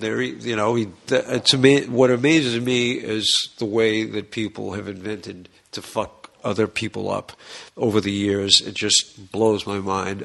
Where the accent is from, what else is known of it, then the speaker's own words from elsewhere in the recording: Boston, Massachusetts, United States; we're from Boston